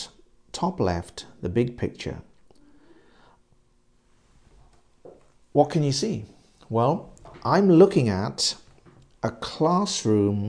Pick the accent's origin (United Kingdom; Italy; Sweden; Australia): United Kingdom; England; I'm English